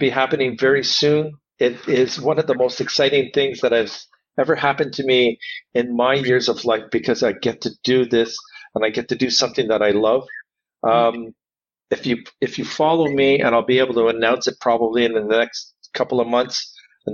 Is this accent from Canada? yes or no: yes; Canada; Now I'm Canadian.